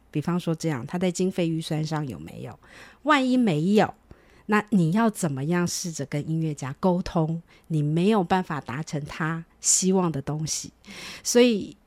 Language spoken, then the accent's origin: Chinese; Hsinchu, Taiwan; also born or lived in Philadelphia, United States; 我念书的那个年代，我是新竹人，那个时候其实没有什么叫做音乐班这种东西